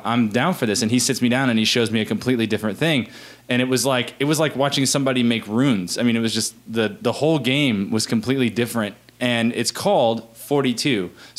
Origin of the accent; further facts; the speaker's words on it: Central Florida, United States; moved away as an adult; now in Chattanooga, United States; I'm from I'm from the middle of Florida